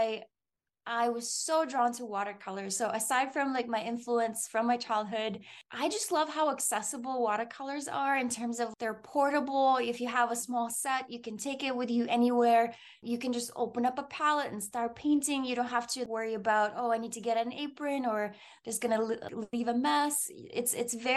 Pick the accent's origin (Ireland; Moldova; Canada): Moldova; moved away; Growing up in Moldova, I would go visit my grandmother in the summer.